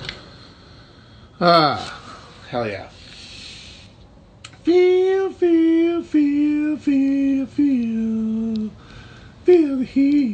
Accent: Midwest, Wisconsin, United States; as a Balkan Midwesterner

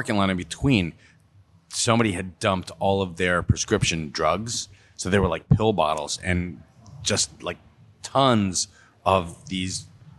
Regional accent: Monmouth County, New Jersey, United States; growing up in Monmouth County, there were a lot of abandoned places.

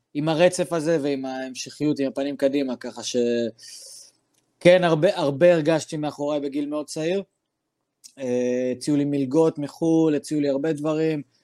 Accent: Daliyat al-Karmel, Haifa District, Israel; אני דרוזי מדאלית אל כרמל

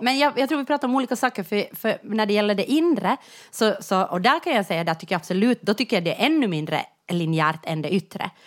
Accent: Jakobstad, Ostrobothnia, Finland; moved away; när jag växte upp i Jakobstad

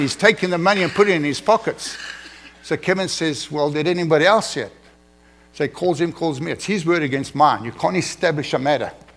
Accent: South Africa; moved away as an adult; now in United States; I'm an uneducated African. I come from South Africa. I barely passed grade 12

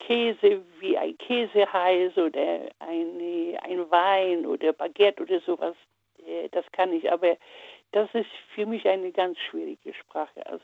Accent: Poland; first language Polish; German is a second language; ich komme aus Polen, außer Deutsch. Polnisch äh, natürlich in der Schule, in, in der Hauptschule oder in der Grundschule Russisch.

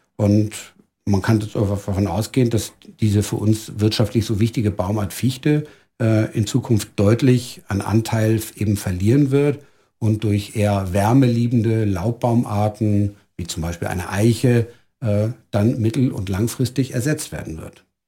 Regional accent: Germany; moved away as an adult; now in Styria, Austria; bin ich kein gebürtiger Österreicher, sondern ich bin in Deutschland geboren und aufgewachsen, äh, lebe aber mittlerweile seit knapp 18 Jahren mit meiner Familie in der Steiermark.

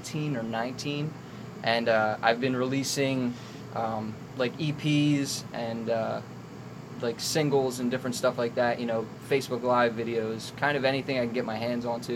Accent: Hamilton, New Jersey, United States; also born or lived in Trenton, New Jersey; I'm 22. I'm from Hamilton

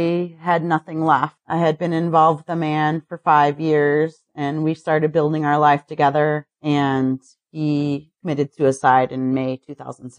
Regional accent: Highland, Michigan, United States; also born or lived in Detroit, Michigan / Milford, Michigan; I grew up in a little town outside of Detroit. Basically, I started off in Highland and moved to Milford when I was I was around 18

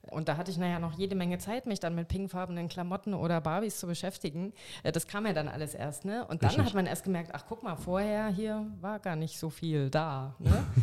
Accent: Saxony, Germany; Und ich glaube, es ist bedingt durch die DDR-Vergangenheit, dass halt ne, meine Heimat Sachsen, mein, auch mein Dorf, dass da AfD so von dran ist

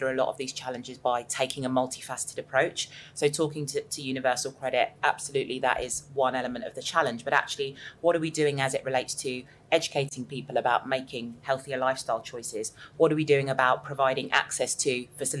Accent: South of England, United Kingdom; accent: southern; I come from the South, you can probably hear that from my accent

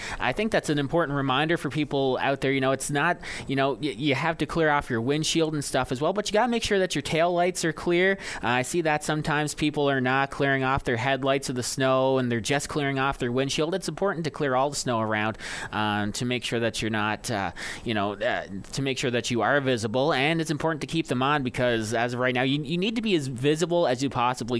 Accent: Paradise, Newfoundland and Labrador, Canada; Yes, and having grown up in that area, I grew up on Paradise Road for a time

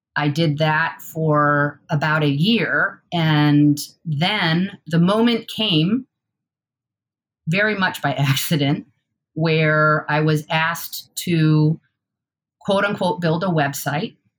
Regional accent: Newark, New York, United States; moved away as an adult; also born or lived in Boston / Oregon; I grew up in a town called Newark, New York, uh, which is in the Finger Lakes region.

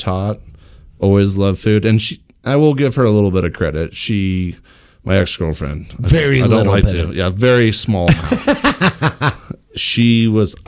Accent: Burlington, Vermont, United States; moved away as an adult; also born or lived in Massachusetts; now in Durango, United States; I'm from Burlington, Vermont. Grew up there, born and raised.

